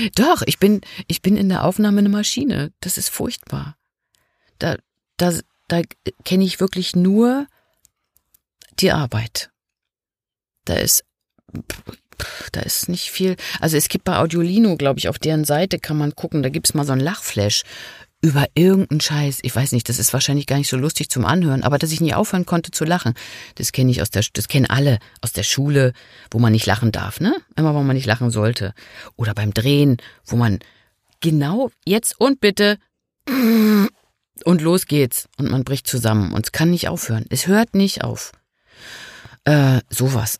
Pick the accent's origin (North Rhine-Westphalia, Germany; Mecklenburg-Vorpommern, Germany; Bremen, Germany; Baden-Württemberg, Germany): Mecklenburg-Vorpommern, Germany; Rügen; Das ist ja auch ein bisschen meine Heimat da auf Rügen